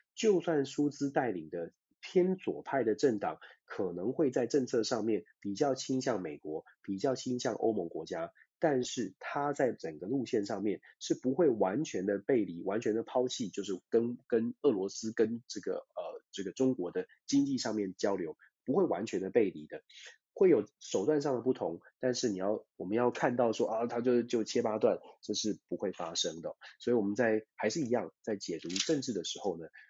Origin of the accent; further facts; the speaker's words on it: Taiwan; 我们，包括我自己，我们在台湾长大